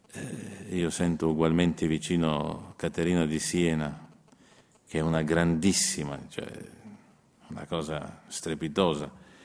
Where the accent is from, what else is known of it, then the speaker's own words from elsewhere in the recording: Slovenia; Io sono uno sloveno